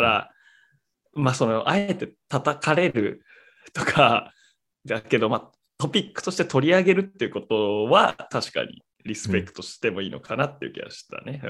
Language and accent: Japanese; Japan; 生まれも育ちも日本